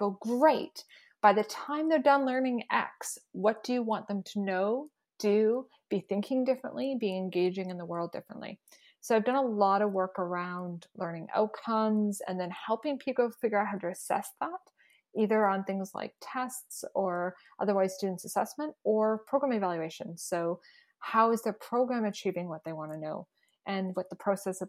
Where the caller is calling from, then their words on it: Saskatoon, Saskatchewan, Canada; also born or lived in Dish With One Spoon territory; I'm joining you from Treaty 6 territory in the homeland of the Métis, also known as Saskatoon, Saskatchewan.